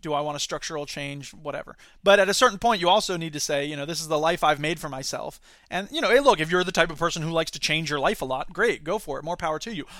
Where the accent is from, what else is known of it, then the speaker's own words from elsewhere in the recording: Gainesville, Florida, United States; moved away; also born or lived in Sarasota, Florida; I grew up in Gainesville, where that restaurant is